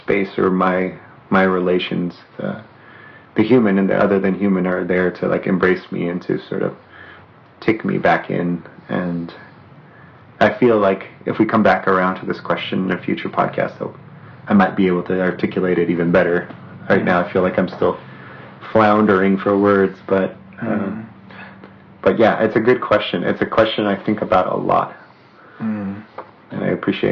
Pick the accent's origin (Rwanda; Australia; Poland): Poland; northwestern Poland; moved away; also born or lived in Southern California / Snoqualmie Valley; I can say I'm from northwestern Poland originally, or I can say I'm from Southern California because I lived there for a certain number of years.